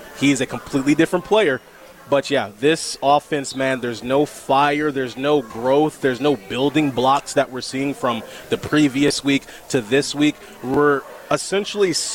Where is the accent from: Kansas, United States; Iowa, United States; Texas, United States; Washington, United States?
Kansas, United States; McPherson; Born in McPherson, Kansas in 1990